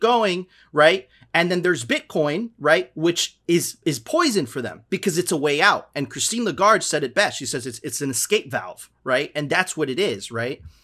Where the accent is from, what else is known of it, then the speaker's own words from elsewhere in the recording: Miami, Florida, United States; also born or lived in Venezuela; I'm Venezuelan, but I've lived my, you know, I grew up in Miami